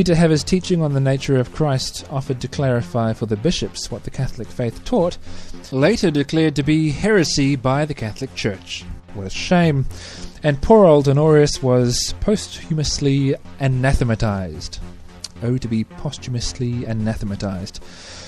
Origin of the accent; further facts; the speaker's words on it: New Zealand; I'm a New Zealander